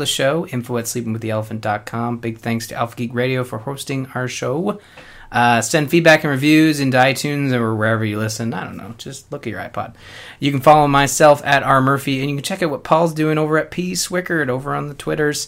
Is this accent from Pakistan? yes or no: no; Canada; we're Canadian.